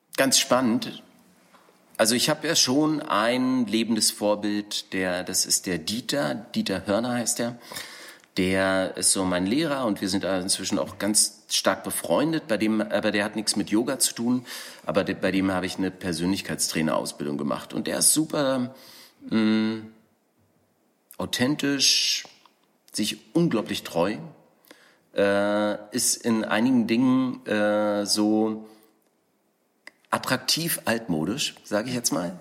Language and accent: German; East Germany, Germany; now in Berlin, Germany; ich bin im Osten aufgewachsen